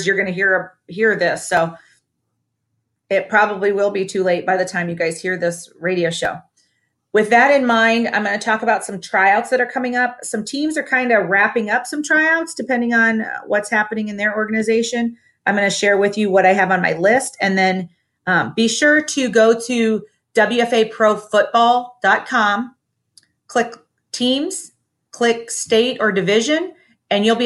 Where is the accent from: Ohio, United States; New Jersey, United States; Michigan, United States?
Ohio, United States; my home state of Ohio.